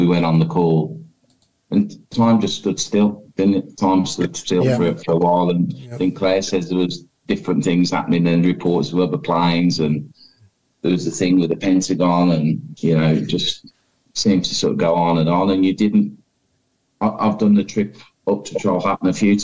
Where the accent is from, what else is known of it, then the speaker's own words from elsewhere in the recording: Birmingham, West Midlands, United Kingdom; I love my city and I love my people